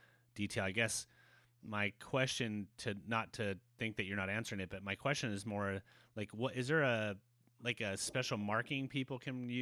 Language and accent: English; Santa Cruz, California, United States; I'm from Santa Cruz